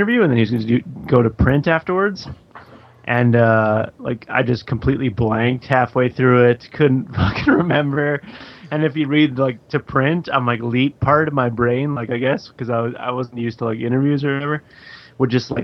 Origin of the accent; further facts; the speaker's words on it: Calgary, Alberta, Canada; moved away as an adult; also born or lived in Vancouver, Canada; now in Toronto, Canada; basically Calgary for 24 years, and then 6 years in Vancouver, and then since 2010 here